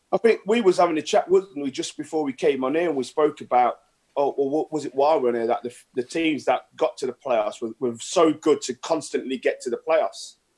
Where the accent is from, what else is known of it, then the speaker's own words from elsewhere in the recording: Nottingham, East Midlands, United Kingdom; Nottingham. So I'm Nottingham born oh. and bred